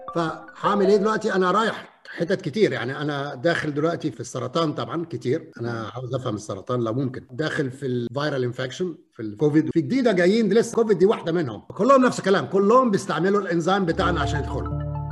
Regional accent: Egypt; moved away; احنا عندنا في مصر

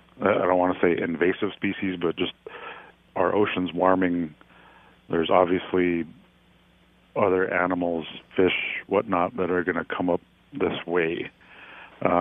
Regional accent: Nome, Alaska, United States; I grew up here in Nome, spent most of my life here in Nome.

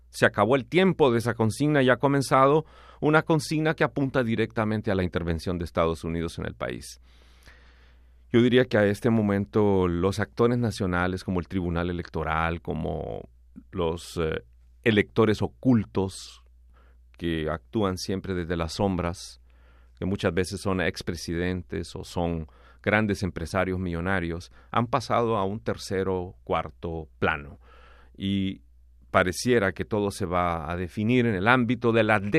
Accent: Honduras; now in Canada; que está tirando a matar, como decimos en el país. Eso también lo, hemos demandado como comunidad hondureña aquí eh, en, Canadá

